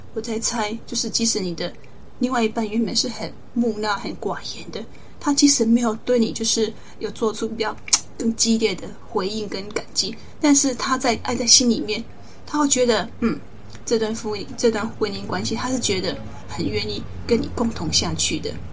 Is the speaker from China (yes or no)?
no; Taiwan; 我们台湾人